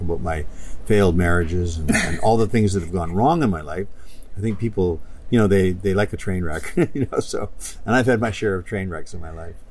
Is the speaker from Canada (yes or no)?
yes; Canada; moved away; I'm a proud Canadian